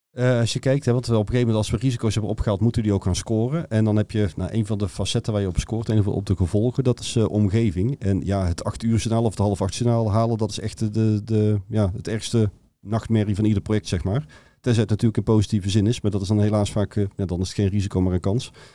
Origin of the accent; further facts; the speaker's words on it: North Brabant, Netherlands; accent: Brabantian; ik kom uit Brabant, wat je waarschijnlijk door de tong wel al gehoord had